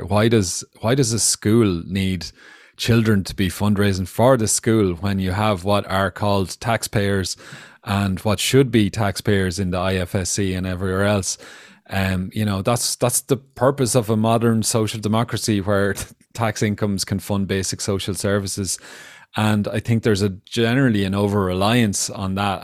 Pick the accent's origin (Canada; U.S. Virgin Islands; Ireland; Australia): Ireland; we as Irish people, including myself